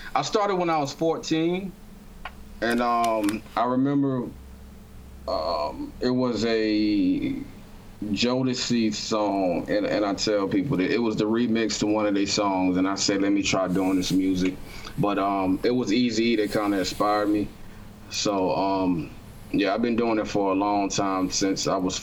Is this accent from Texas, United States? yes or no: no; Augusta, Georgia, United States; also born or lived in North Carolina; now in Durham, United States; I'm from Augusta, Georgia, and I've been a little bit all over the world